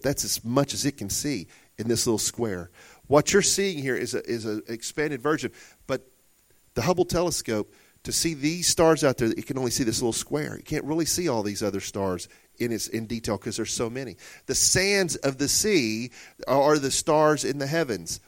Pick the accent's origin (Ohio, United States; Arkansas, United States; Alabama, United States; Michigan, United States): Arkansas, United States; Murfreesboro; Growing up in Murfreesboro, Arkansas, a little old town of sixteen hundred people or so